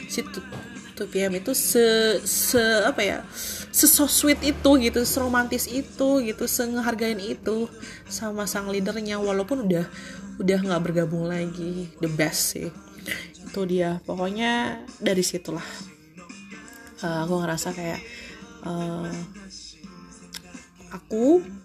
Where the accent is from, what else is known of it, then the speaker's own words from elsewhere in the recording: Cianjur, West Java, Indonesia; itu dari kampung aku kebetulan admin juga uh, admin di toko aku kebetulan dari Cianjur